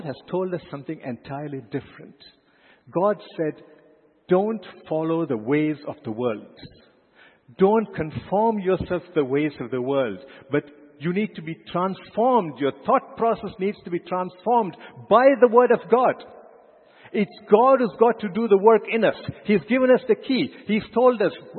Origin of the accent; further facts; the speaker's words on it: India; as an Indian, as a proud Indian